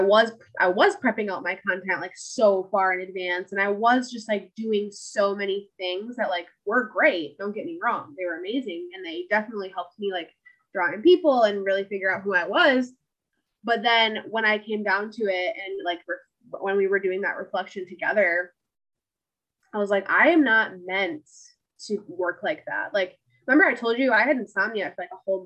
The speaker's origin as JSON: {"language": "English", "region": "Michigan", "country": "United States", "said": "I'm from Michigan."}